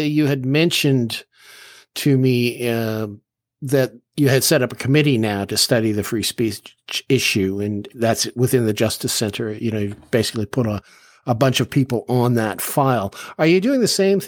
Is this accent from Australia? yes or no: no; Canada; As far as our Canadian heritage goes